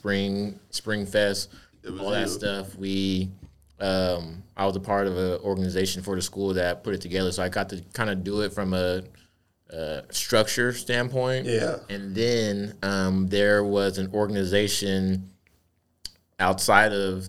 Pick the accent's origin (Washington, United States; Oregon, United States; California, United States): Washington, United States; Tacoma; also born or lived in Oklahoma; me being from Tacoma